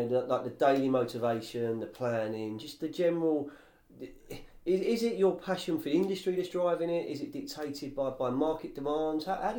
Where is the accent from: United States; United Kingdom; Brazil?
United Kingdom; Fulham, London; I mean, I grew up the other end of Fulham Road, yeah. So I grew up in Fulham